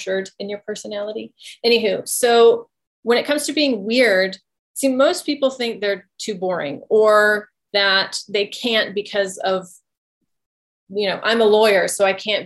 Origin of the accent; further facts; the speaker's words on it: the South, United States; I grew up in the South around a whole bunch of different cultures. My family is Cajun